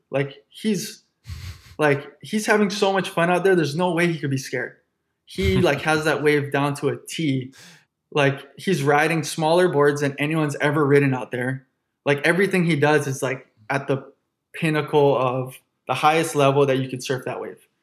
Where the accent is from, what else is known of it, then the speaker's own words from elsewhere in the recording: Honolulu, Hawaii, United States; I'm born and raised in Honolulu, Hawaii.